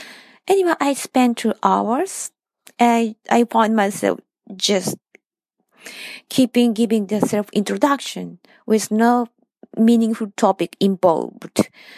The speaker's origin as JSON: {"language": "English", "country": "Japan", "second_language": "English", "said": "from Japan."}